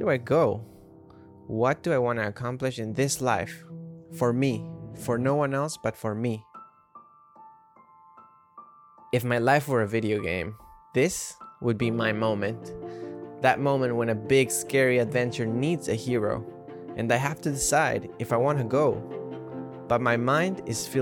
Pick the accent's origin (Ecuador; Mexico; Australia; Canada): Ecuador; now in New York City, United States; I'm living in New York City. Growing up in Ecuador